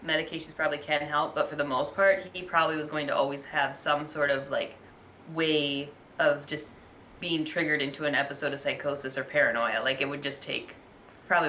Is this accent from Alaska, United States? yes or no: yes; Alaska, United States; I grew up in Alaska.